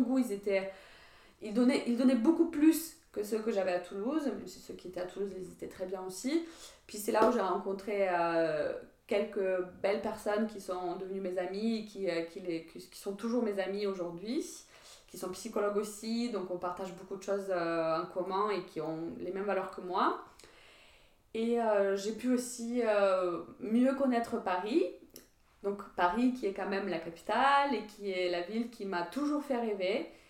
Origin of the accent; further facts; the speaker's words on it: Ukraine; French is a second language; moved away as an adult; also born or lived in Metz, France / southern France; now in France; je suis partie de l'Ukraine